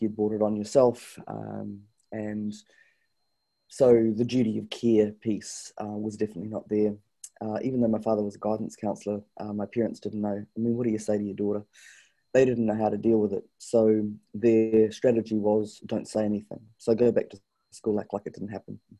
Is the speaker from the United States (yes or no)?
no; New Zealand; also born or lived in Canada; I was brought up here in New Zealand